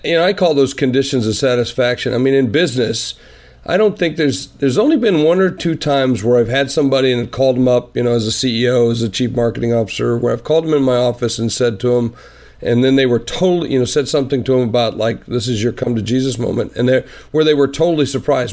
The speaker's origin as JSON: {"language": "English", "region": "South Dakota", "country": "United States", "said": "I'm from South Dakota"}